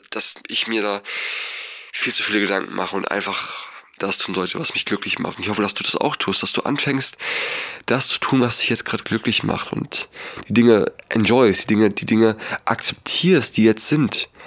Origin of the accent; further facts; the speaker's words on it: Berlin, Germany; born there; Ich bin in Berlin geboren. Ich musste in meinem Leben noch nie hungern.